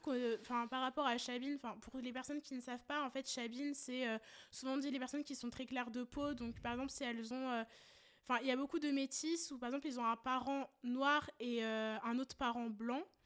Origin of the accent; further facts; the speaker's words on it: France; on est nés, justement, en France. On a toujours vécu ici